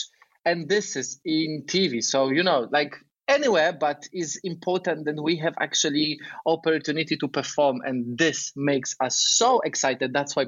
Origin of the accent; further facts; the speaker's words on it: Poland; moved away; I'm from Poland, and I'm 28.